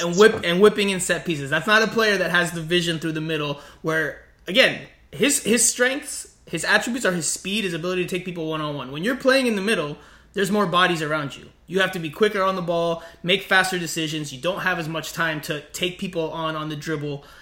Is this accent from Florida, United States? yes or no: yes; South Florida, United States; where I grew up in South Florida